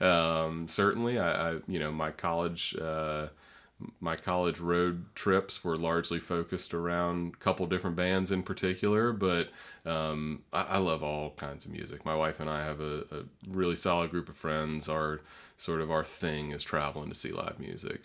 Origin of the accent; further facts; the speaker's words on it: North Florida, United States; also born or lived in Troy, New York; even though I was born in New York, I've, I've spent a majority of my life here, and particularly in North Florida